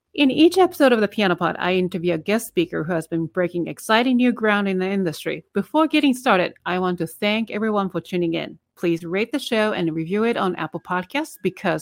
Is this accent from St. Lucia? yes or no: no; Japan; English is a second language; moved away as an adult; for 20 years, I didn't speak, you know, when I was in Japan